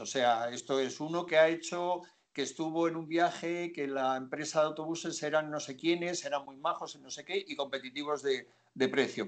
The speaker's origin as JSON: {"language": "Spanish", "town": "Zamora", "region": "Castile and León", "country": "Spain", "said": "yo soy de Zamora"}